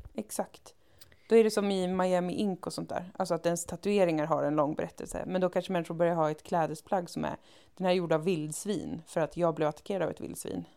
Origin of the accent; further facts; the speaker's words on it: Umeå, Västerbotten County, Sweden; när jag växte upp i Umeå